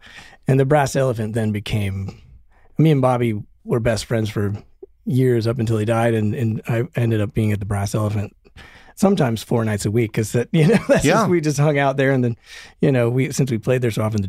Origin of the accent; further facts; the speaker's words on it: Denver, Colorado, United States; I came from Denver and I came up through the bars